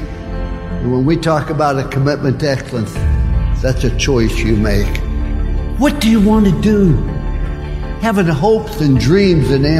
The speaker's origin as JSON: {"language": "English", "town": "Follansbee", "region": "West Virginia", "country": "United States", "tie": "born or raised there", "said": "I was born in Fallsby, West Virginia."}